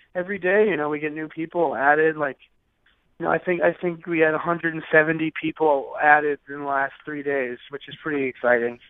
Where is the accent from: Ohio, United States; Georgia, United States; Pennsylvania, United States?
Pennsylvania, United States; Pittsburgh; moved away as an adult; now in Los Angeles, United States; I'm from Pittsburgh